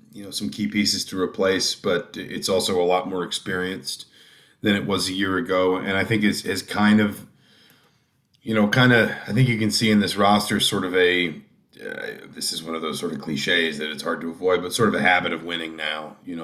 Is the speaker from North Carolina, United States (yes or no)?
no; Atlanta, Georgia, United States; moved away as an adult; now in Bloomington, United States; I was born and raised in Georgia. I grew up in Atlanta and just came to Indiana for college, met a girl, got a job, wound up just kind of settling in Bloomington.